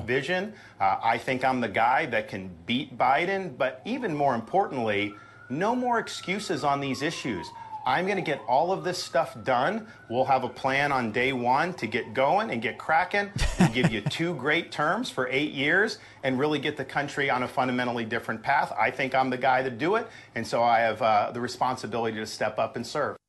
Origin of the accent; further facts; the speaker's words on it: Florida, United States; I was born and raised in Florida